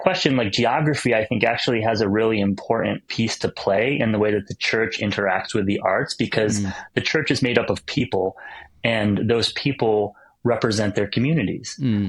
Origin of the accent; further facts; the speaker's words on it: upstate New York, United States; growing up in New York State and upstate New York and in America.